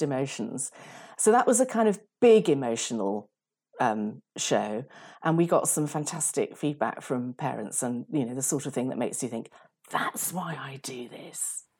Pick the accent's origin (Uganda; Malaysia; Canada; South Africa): Uganda; moved away; I was brought up in Uganda